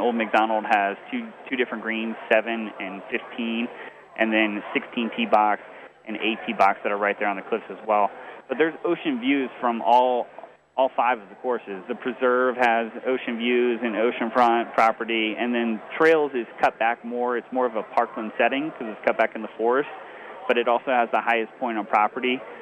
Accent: Richmond, Virginia, United States; now in North Bend, Oregon, United States; growing up in Richmond, Virginia

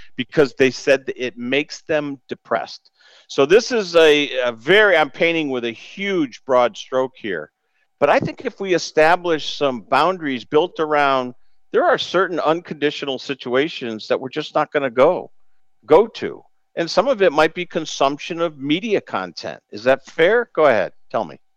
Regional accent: Greenfield, Massachusetts, United States; my hometown of Greenfield, Massachusetts

